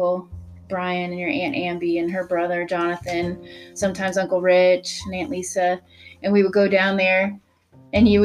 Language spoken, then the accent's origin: English; Kansas City, Missouri, United States; we grew up on the Chiefs Royals Missouri side